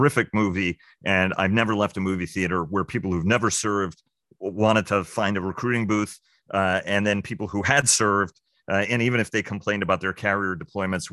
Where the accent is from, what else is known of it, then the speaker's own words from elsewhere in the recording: New York City, New York, United States; I grew up in New York City